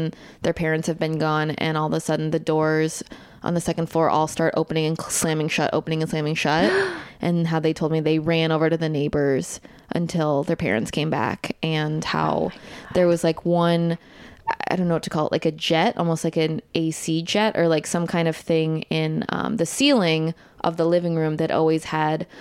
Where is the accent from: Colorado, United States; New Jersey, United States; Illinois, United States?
Illinois, United States; Evanston; my hometown